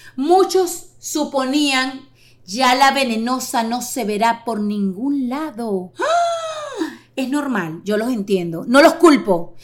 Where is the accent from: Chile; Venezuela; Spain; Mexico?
Venezuela; Caracas, Capital District; moved away as an adult; now in United States; venezolana. 48 años, nací en Caracas en el año 73